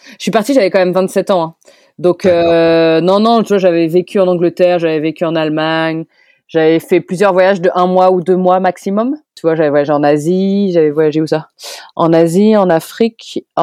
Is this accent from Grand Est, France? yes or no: no; Orléans, Centre-Val de Loire, France; C'est ça. Je suis parti d'Orléans et je suis parti en stop jusqu'en Vendée, jusqu'au Sable d'Olonne.